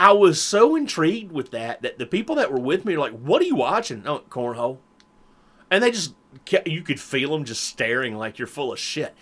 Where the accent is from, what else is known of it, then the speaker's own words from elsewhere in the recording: the South, United States; we're from the South